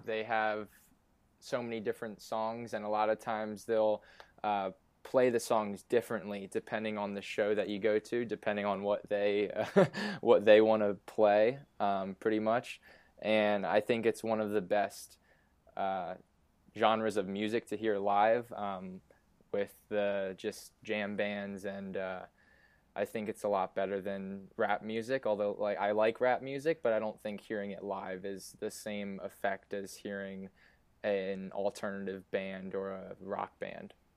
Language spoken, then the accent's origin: English; Easton, Pennsylvania, United States; also born or lived in Syracuse; now in Philadelphia, United States; I grew up in Easton, Pennsylvania, which is about an hour and 15 minutes north